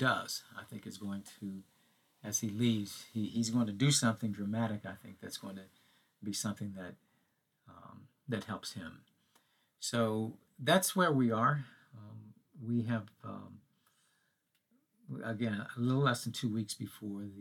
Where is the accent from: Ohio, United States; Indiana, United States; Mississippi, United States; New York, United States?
Mississippi, United States; growing up in Mississippi